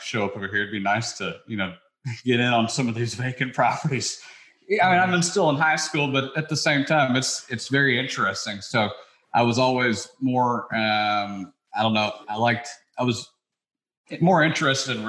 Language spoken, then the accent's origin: English; Memphis, Tennessee, United States; moved away as an adult; also born or lived in New York City; I grew up in Memphis, Tennessee